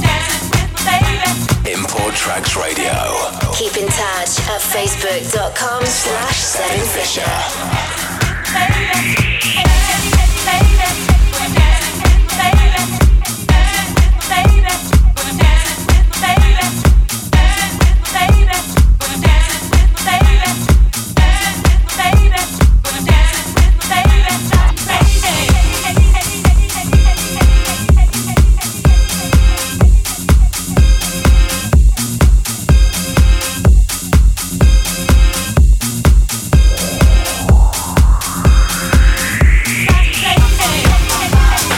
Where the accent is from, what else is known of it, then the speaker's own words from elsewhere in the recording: New York City, New York, United States; NYC, my hometown